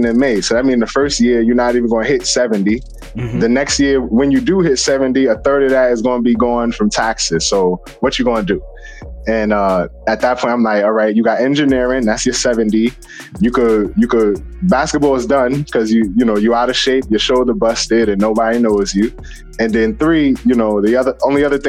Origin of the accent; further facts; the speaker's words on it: New York City, New York, United States; I'm from the Bronx, New York. I grew up on 181st, a block off of Webster